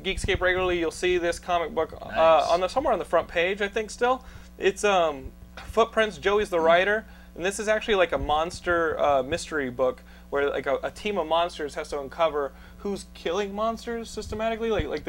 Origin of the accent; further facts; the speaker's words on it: Texas, United States; accent: Texan; My wife makes fun of me because I say the things with like my Texan accent.